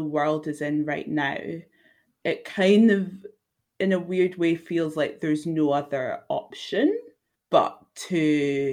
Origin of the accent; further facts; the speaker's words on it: Edinburgh, Scotland, United Kingdom; born and raised in Edinburgh in Scotland